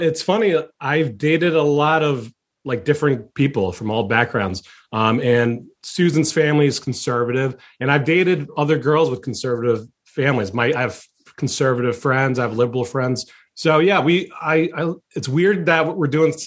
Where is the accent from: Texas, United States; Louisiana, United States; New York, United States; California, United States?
New York, United States; Orange County; first language Chinese; English is a second language; also born or lived in Brooklyn, New York; My parents moved me from super diverse Brooklyn to super white Orange County, New York for kindergarten